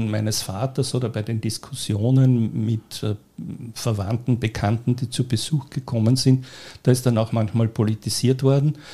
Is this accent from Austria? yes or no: yes; Göstling an der Ybbs, Lower Austria, Austria; Äh, ich bin als kleines Kind am Land aufgewachsen, in Göstling an der Ips, bin also ein Dorfkind.